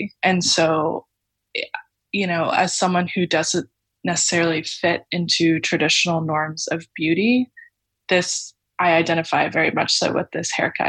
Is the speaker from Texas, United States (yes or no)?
yes; Texas, United States; So I grew up in Texas, and I remember, I think the first mullet I ever saw in person was in elementary school.